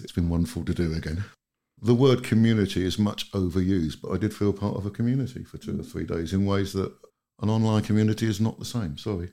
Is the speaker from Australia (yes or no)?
no; United Kingdom; moved away as an adult; now in Finland; Being British and kind of coming from a country that's just gone through what I personally think is an absolute disaster with Brexit